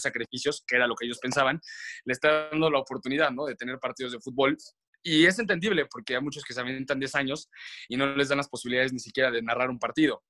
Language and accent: Spanish; León, Guanajuato, Mexico; moved away as an adult; crecí en León, en León, Guanajuato, y estuve estudiando allá hasta la prepa